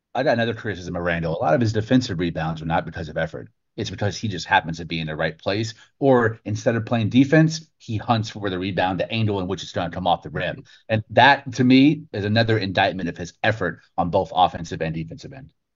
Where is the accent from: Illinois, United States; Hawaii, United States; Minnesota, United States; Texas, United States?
Texas, United States; I'm not even born and bred in New York. I'm I'm first generation Texan